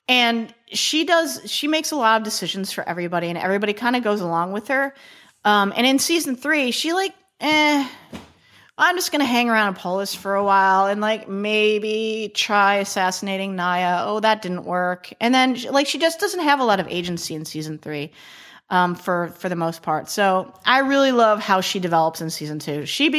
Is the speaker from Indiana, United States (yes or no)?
no; Chicago, Illinois, United States; I'm from Chicago.